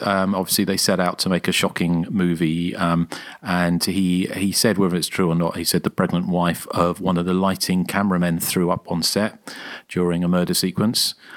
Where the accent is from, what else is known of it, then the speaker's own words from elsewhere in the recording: Guildford, South East England, United Kingdom; where I grew up in Guildford